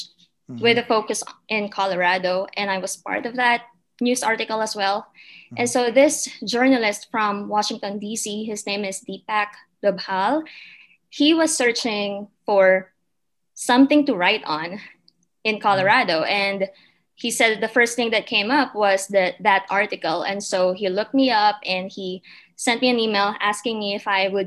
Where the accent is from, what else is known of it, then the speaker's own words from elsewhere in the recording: Philippines; moved away as an adult; also born or lived in Manila; now in Julesburg, United States; I was born and raised in the Philippines